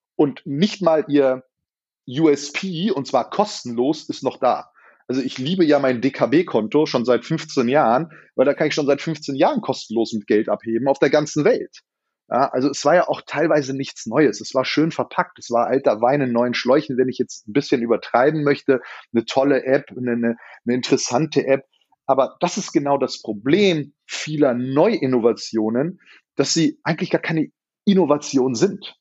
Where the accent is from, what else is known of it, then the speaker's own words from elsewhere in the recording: Berlin, Germany; Das sage ich jetzt als Berliner